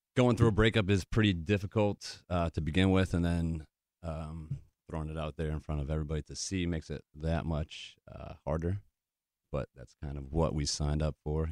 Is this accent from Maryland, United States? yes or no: no; Connecticut, United States; moved away as an adult; also born or lived in New Hampshire / Wisconsin / Michigan / Nashville, Tennessee; I've always been a small town guy, grew up in Connecticut, went to school up in New Hampshire